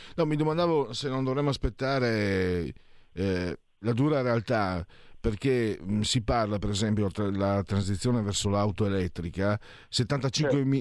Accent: Veneto, Italy; dalle mie parti in Veneto

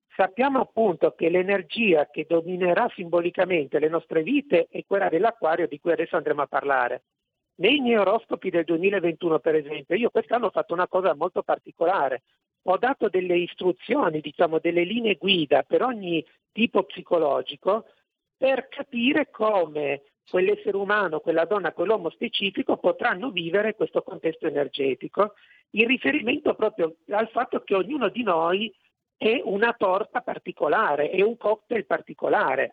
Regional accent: Italy

